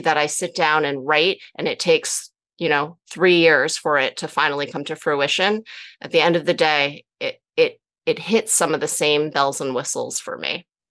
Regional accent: New Jersey, United States; i grew up in New Jersey

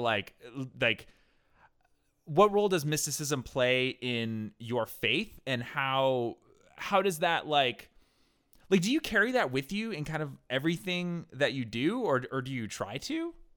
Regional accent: New Hampshire, United States; I grew up in New Hampshire.

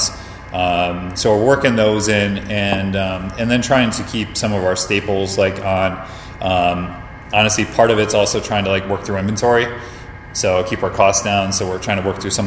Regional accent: upstate New York, United States; moved away; my hometown in upstate New York

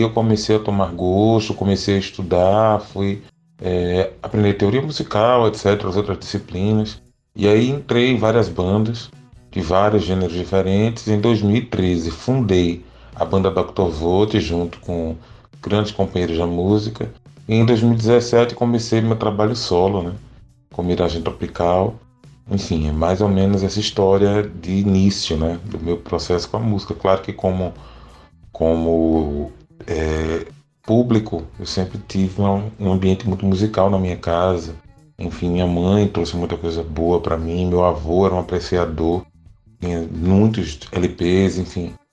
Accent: Pernambuco, Brazil; eu sou um cantor de Pernambuco e canto a pernambucanidade

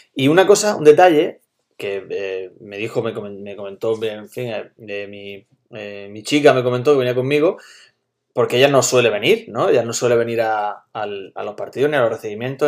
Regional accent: Almería, Andalusia, Spain; estábamos tres personas de Almería

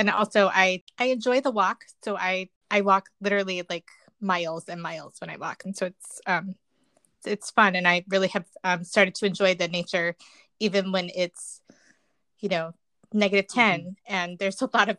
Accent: the South, United States; now in Chicago, United States; I'm originally from the South

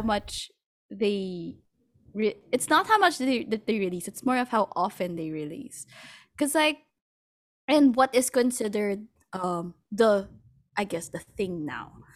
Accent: Philippines; I'm from the Philippines

